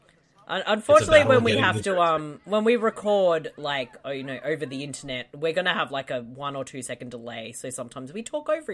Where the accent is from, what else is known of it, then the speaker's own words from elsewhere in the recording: Australia; I'm Australian